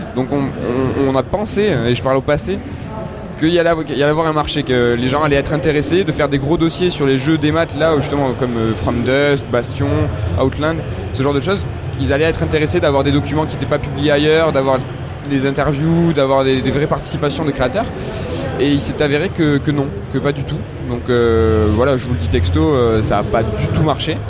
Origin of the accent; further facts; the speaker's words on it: Toulouse, Occitania, France; nous on est Toulousain de base